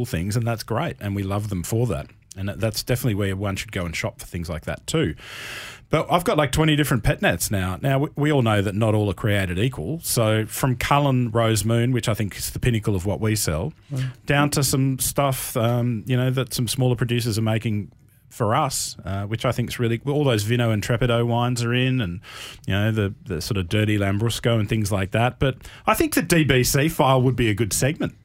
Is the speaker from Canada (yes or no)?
no; Canberra, Australian Capital Territory, Australia; I'm a boy from Canberra